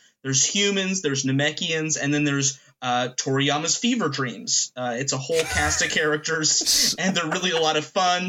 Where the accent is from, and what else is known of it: Kentucky, United States